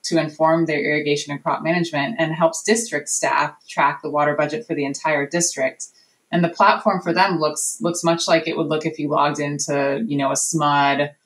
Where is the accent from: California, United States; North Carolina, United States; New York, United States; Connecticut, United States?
California, United States; my home state in California